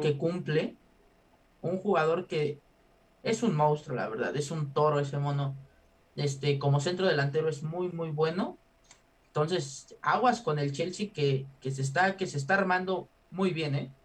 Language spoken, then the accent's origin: Spanish; Mexico; como mexicano